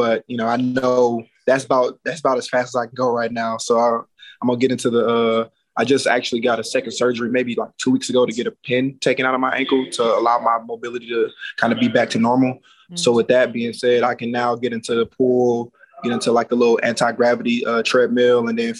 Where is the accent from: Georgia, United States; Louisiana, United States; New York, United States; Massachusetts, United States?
Georgia, United States; Atlanta; also born or lived in Alabama / Miami / Arizona; now in Las Vegas, United States; I'm from Atlanta, so it may snow like once a year there, if not at all in like the next couple years type. And then I lived in Alabama